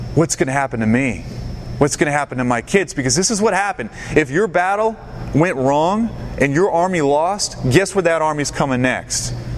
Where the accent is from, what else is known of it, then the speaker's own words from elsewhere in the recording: the South, United States; also born or lived in Tampa, Florida; now in Knoxville, United States; I grew up in the South, the Bible Belt